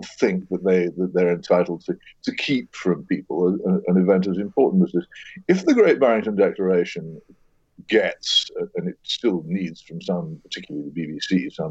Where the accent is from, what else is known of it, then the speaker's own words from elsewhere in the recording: Oxford, South East England, United Kingdom; my hometown, Oxford